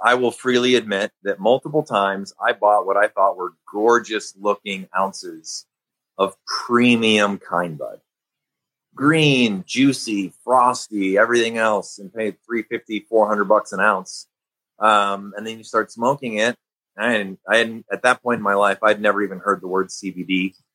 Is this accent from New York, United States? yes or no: no; Chicago, Illinois, United States; growing up in Chicago